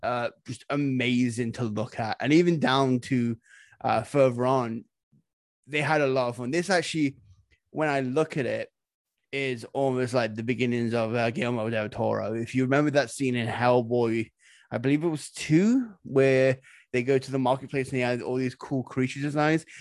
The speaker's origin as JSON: {"language": "English", "town": "Nottingham", "region": "East Midlands", "country": "United Kingdom", "said": "I'm from Nottingham"}